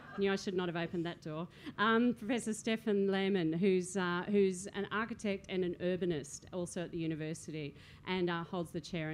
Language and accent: English; Sydney, New South Wales, Australia; I'm from Sydney